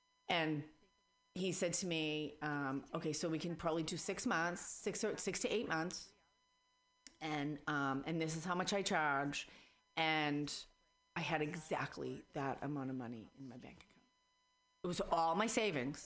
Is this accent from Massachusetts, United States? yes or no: yes; Boston, Massachusetts, United States; accent: Boston; now in San Francisco Bay Area, United States; I was raised in Boston